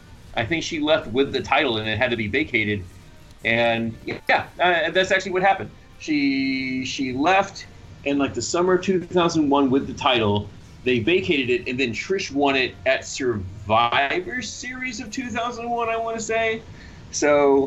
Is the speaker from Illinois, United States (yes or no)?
no; Fayetteville, Georgia, United States; I grew up in Fayetteville, Georgia, which is 20 minutes outside of Atlanta.